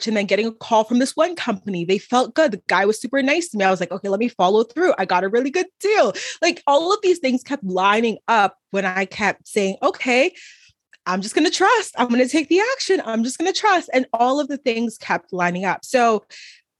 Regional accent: Trinidad & Tobago; now in Dallas, United States; I'm from Trinidad and Tobago, from literally the islands

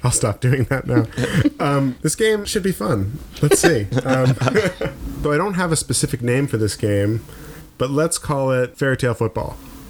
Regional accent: Maine, United States; We're both from Maine.

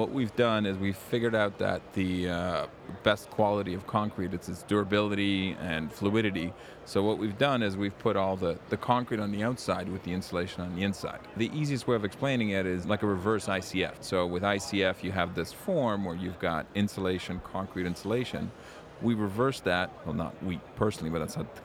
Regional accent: Warsaw, Masovian Voivodeship, Poland; now in Canada; I was born in Warsaw, Poland

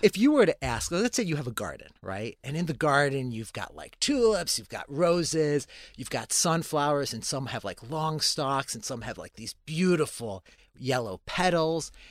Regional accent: Chicago, Illinois, United States; I grew up in a Christian and Jewish town, um, in the north side of Chicago

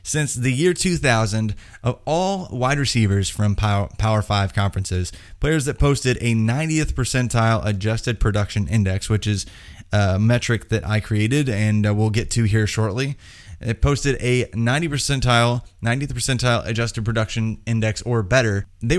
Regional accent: Indiana, United States; Yeah, see, I'm from Indiana. The people from Kentucky I know do not talk like you, just saying.

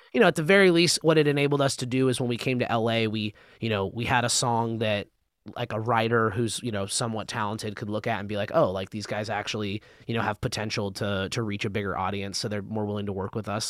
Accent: Albuquerque, New Mexico, United States; moved away as an adult; now in Los Angeles, United States; I was born in California, um, in L A, but I've lived my, I lived my whole life up until college in Albuquerque, New Mexico.

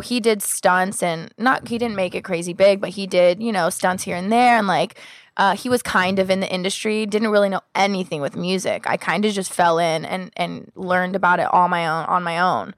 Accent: Los Angeles and Sacramento, California, United States; I grew up half here in L A and half in Sacramento

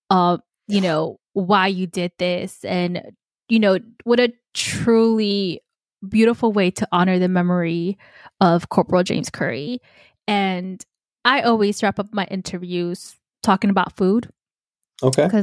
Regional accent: New York City, New York, United States; I grew up. Well, I grew up in Queens.

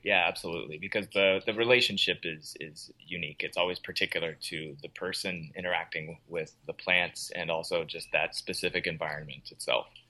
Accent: Portland, Oregon, United States; moved away as an adult; I grew up in the Portland metro area

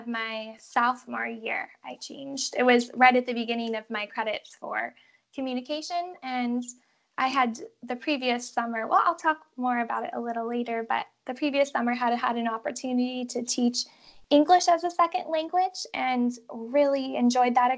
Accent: Fort Lauderdale, Florida, United States; moved away as an adult; also born or lived in Chicago; now in Albania; I am originally from Fort Lauderdale, Florida, but decided to go to college in Chicago

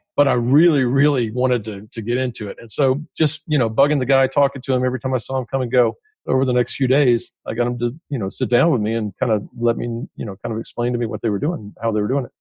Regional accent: Atlanta, Georgia, United States; I grew up in Atlanta

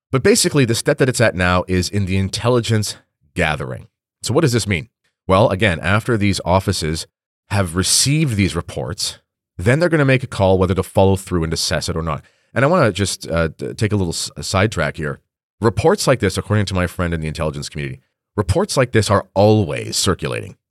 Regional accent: Canada; I'm a Canadian

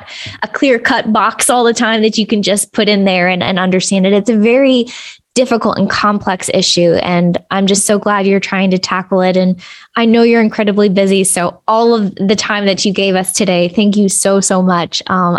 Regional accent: Kentucky, United States; And I came from Kentucky, where it was especially hard to find treatment and place.

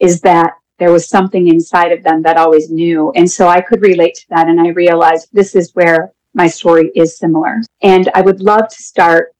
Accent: Dunkirk, New York, United States; I am from Dunkirk, New York, which is just south of Buffalo.

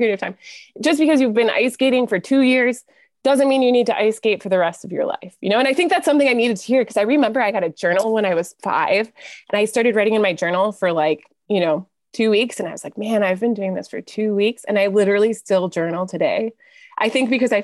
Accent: Plymouth, Michigan, United States; I grew up west of Detroit in a town called Plymouth.

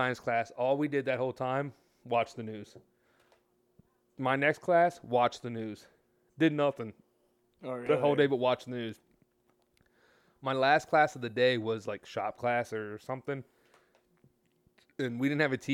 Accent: United States; I love being an American

